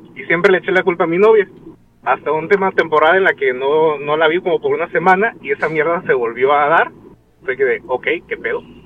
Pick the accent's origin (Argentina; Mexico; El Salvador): Mexico; Veracruz; somos de Veracruz